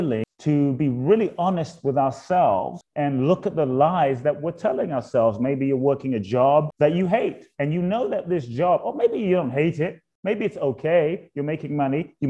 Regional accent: London, United Kingdom; also born or lived in Ghana; now in United States; I was born in Ghana, West Africa. My father's from Ghana. My mother's Japanese. I grew up in London. Live in the US now.

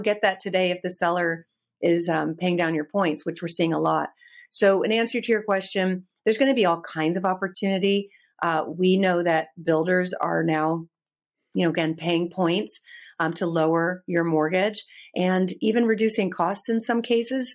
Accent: California, United States; I'm born and raised in California

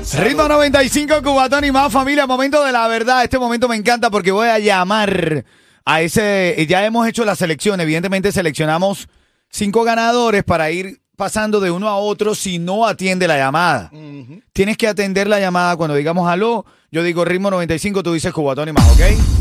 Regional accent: Venezuela; yo considero como venezolano

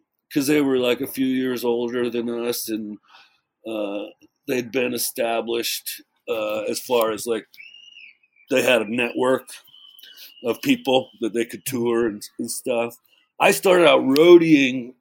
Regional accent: Florida, United States; from Florida

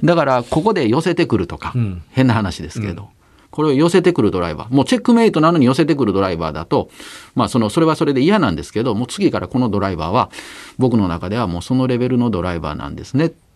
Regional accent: Nara, Japan; 僕なんかは奈良で育ったんで

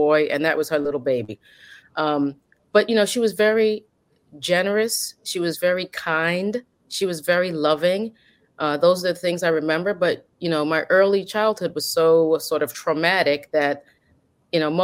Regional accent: New York City, New York, United States; I'm born and bred in the Bronx, New York

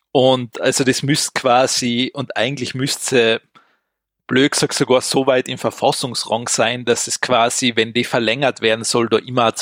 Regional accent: Austria; Bei uns in Österreich hat ja das Rote Kreuz so eine Art stop Corona App hm. ins Leben gerufen.

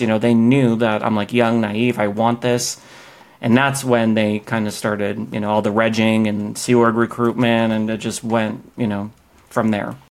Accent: Boston, Massachusetts, United States; moved away as an adult; now in Los Angeles, United States; I grew up in Boston across the country

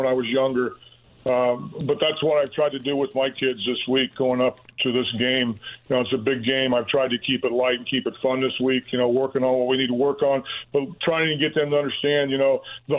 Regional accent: Owensburg, Indiana, United States; moved away; growing up in Owensburg, a small town

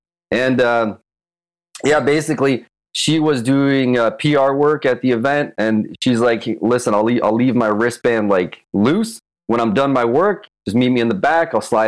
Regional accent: Toronto, Ontario, Canada; north of Toronto? My parents came from Czech Republic from the USSR occupation, and I'm here now.

